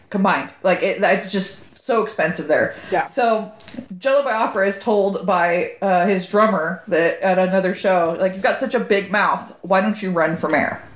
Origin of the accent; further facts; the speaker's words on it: Corona, California, United States; moved away as an adult; now in Sacramento, United States; I'm from Corona, from Corona, California.